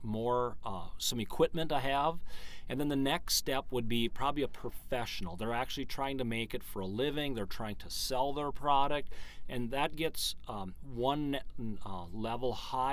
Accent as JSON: {"language": "English", "town": "Vergas", "region": "Minnesota", "country": "United States", "tie": "born or raised there", "said": "We've lived here all our life. Matter of fact, I live on the same farm that my grandfather, Ed, had"}